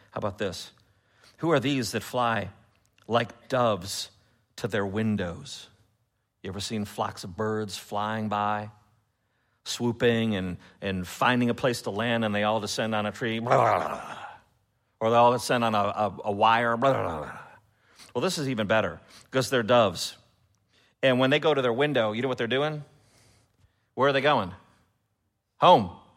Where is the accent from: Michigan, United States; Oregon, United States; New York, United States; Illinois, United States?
Illinois, United States; Chicago; now in Memphis, United States; I'm from Chicago